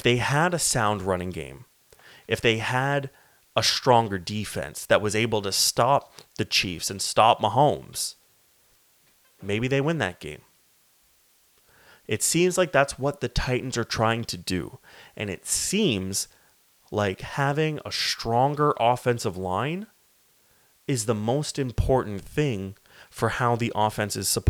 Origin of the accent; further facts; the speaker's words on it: Canada; I am Canadian